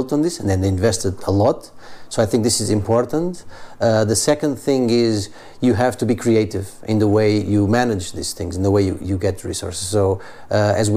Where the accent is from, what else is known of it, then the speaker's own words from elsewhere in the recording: Portugal; I'm originally from Portugal